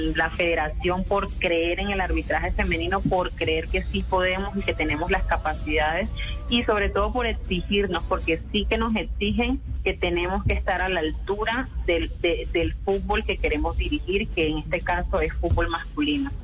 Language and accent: Spanish; Santa Marta, Magdalena, Colombia; born or raised there; moved away as an adult; now in Cúcuta, Colombia